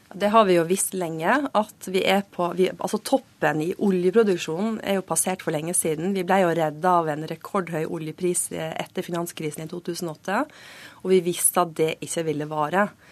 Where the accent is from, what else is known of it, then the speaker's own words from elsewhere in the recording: Western Norway, Norway; Jeg kommer fra Vestlandet